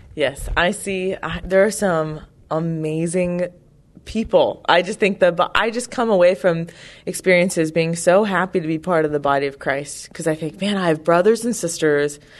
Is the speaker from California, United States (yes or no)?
yes; California, United States; I'm from California